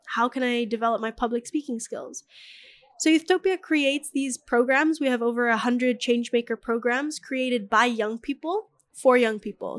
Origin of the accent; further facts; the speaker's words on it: Bali, Indonesia; the way that I was raised in Bali